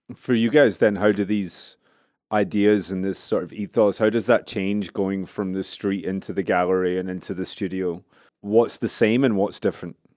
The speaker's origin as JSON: {"language": "English", "region": "Scotland", "country": "United Kingdom", "tie": "born or raised there", "said": "I grew up in Scotland"}